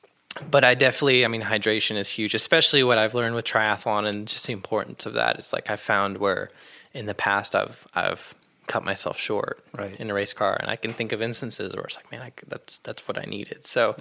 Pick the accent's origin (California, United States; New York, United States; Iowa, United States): Iowa, United States; I grew up in Iowa. I worked on race cars, and I'm a NASCAR driver.